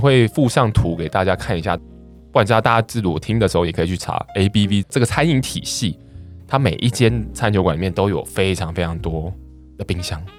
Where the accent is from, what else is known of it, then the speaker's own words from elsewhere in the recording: Taiwan; 那它当然也有日式，是我们台湾人最喜欢的日式餐厅